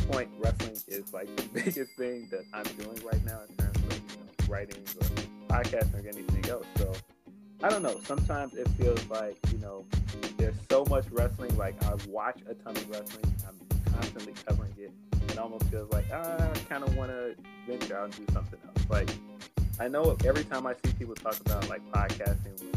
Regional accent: Chicago, Illinois, United States; I'm from Chicago

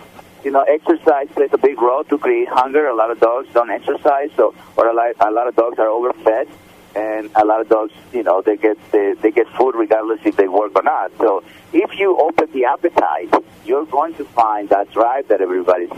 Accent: Mexico; now in United States; growing up in Mexico

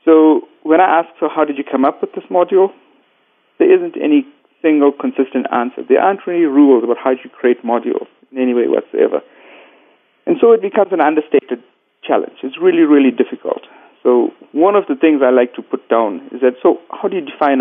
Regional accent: Cape Town, Western Cape, South Africa; I'm from Cape Town, sunny Cape Town at the tip of Africa

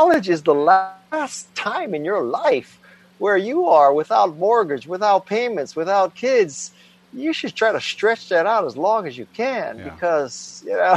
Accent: Honolulu, Hawaii, United States; moved away as an adult; I was raised in Honolulu, Hawaii

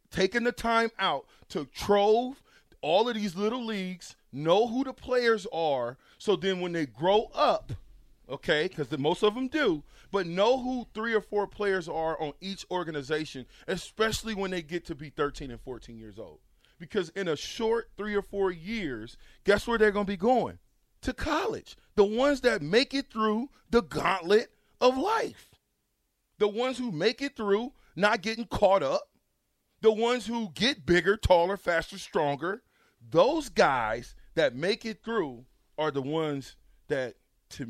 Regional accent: Nebraska, United States; I'm from Nebraska

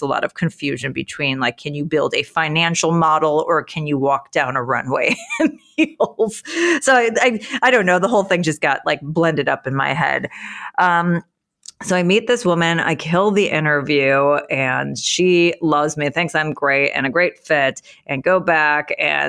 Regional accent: Chicago, Illinois, United States; also born or lived in Philadelphia / New York; I'm a city girl. I'm from Chicago. I went to school in Philly. I spent time in New York.

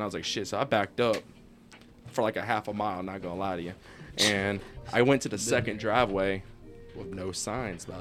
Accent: Statesboro, Georgia, United States; I'm actually from Statesboro, Georgia, like an hour away from Savannah

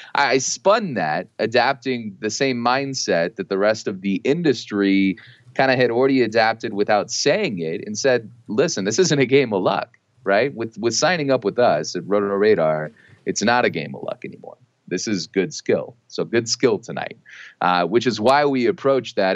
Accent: Texas, United States; my wife and I, we're both from Texas

